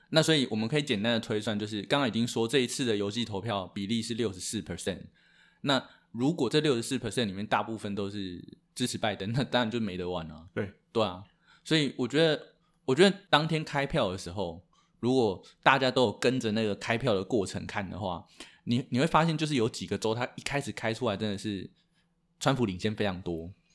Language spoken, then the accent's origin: Chinese; Taiwan; 我们身为台湾人